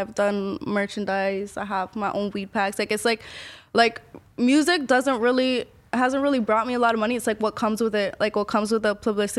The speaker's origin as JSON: {"language": "English", "country": "Ecuador", "said": "I'm from Ecuador."}